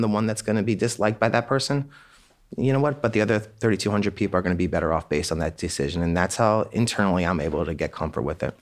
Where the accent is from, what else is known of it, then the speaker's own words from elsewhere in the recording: Annapolis, Maryland, United States; We grew up in Annapolis, Maryland